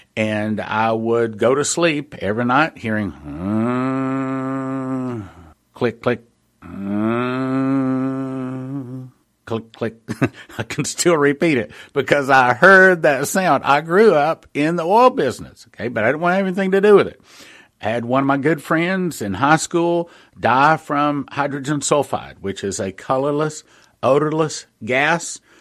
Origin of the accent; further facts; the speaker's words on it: West Texas, United States; I was raised out in West Texas